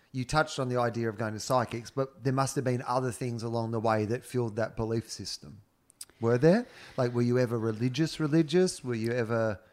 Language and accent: English; Denison, Australia; I'm from Denison